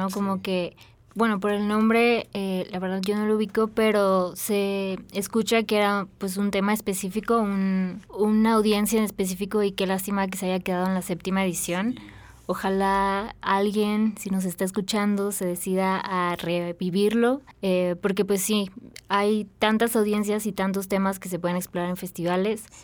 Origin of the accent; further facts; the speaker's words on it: Yucatán, Mexico; pues yo soy de Yucatán